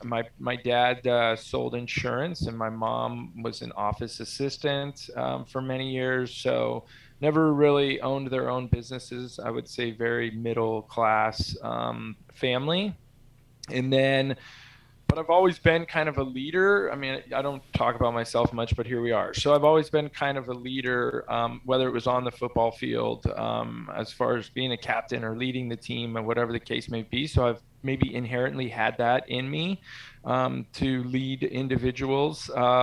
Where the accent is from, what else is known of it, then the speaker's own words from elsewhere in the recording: San Carlos, California, United States; also born or lived in Corvallis, Oregon / South San Francisco; From age of 14, I grew up in San Carlos, actually where we started the company when I was 25. So we moved to Corvallis, Oregon for my 7th and 8th grade year.